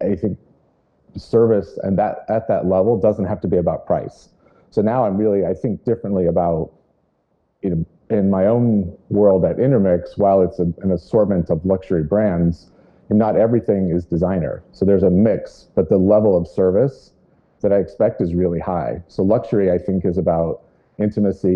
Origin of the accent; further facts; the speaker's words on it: Lake Tahoe, California, United States; growing up in Northern California. I grew up in Lake Tahoe.